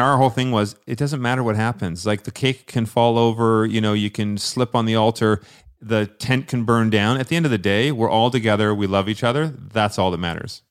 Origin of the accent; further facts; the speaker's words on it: Scotland, United Kingdom; I wore kilt. I'm Scottish